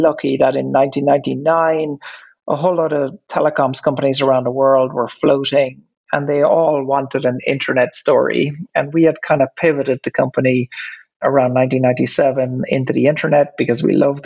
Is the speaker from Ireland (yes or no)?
yes; Ireland; accent: Irish; You can probably hear from my accent that I'm Irish. When I grew up, I guess I grew up on a farm